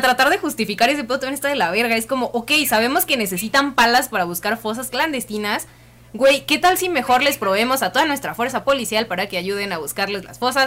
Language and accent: Spanish; Mexico; los mexicanos no tenemos cultura de vamos a comportarnos